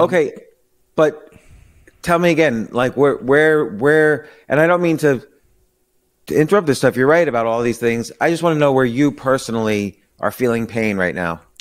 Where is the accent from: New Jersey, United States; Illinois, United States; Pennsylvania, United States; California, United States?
New Jersey, United States; Princeton; I lived, I grew up in Princeton